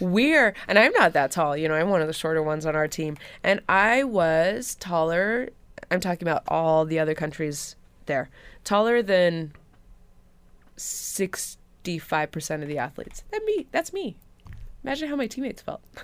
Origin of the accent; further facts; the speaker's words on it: Hamilton, Ontario, Canada; we all don't necessarily train here in Hamilton